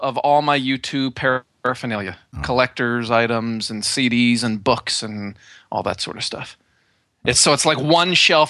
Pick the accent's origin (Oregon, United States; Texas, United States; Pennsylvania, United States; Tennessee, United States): Pennsylvania, United States; moved away as an adult; also born or lived in California; but I grew up in Pennsylvania, the other side of the country.